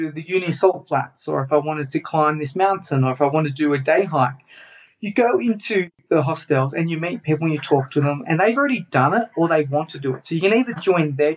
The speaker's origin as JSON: {"language": "English", "country": "Australia", "moved": "as an adult", "said": "Okay, so I'm Australian. I left Australia"}